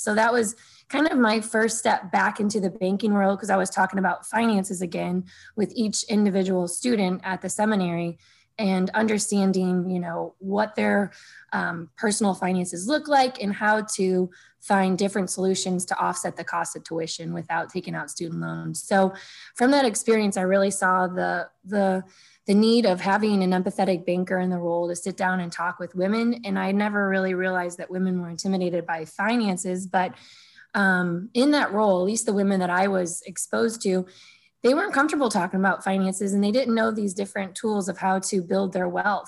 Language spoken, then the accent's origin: English; Sunset Hills, Missouri, United States; I grew up in Sunset Hills with two parents that worked a ton